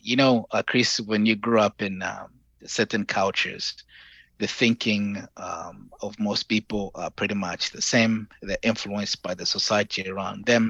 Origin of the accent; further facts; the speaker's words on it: Zambia; moved away as an adult; also born or lived in Hawaii, United States / Kent, Ohio, United States; now in Dallas, United States; I'm from Zambia